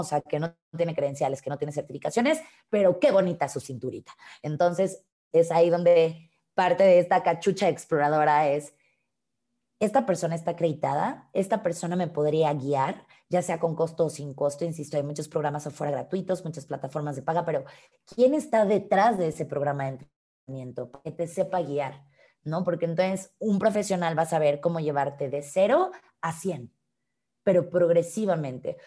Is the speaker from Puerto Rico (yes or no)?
no; Mexico; soy una mujer mexicana de casi 32 años